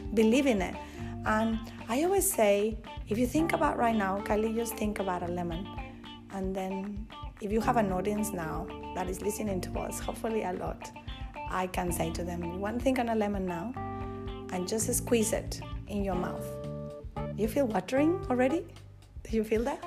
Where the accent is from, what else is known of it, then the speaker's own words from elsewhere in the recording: Monterrey, Nuevo León, Mexico; English is a second language; also born or lived in Mexico City; now in Australia; we started living in Mexico City after I was born in Monterrey. And then a couple of years later, we moved to Monterrey with my mom's family